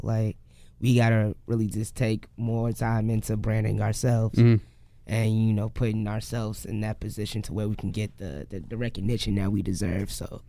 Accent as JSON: {"language": "English", "town": "Dalton", "region": "Illinois", "country": "United States", "tie": "born or raised there", "also_born_or_lived": "Chicago", "said": "I'm from Dalton originally, and I was born in Chicago though. I lived in Dalton, live in Hazelcrest currently"}